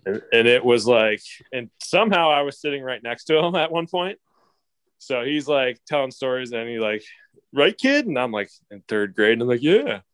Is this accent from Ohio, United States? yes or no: yes; Canton, Ohio, United States; growing up in Canton, Ohio, Football Hall of Fame City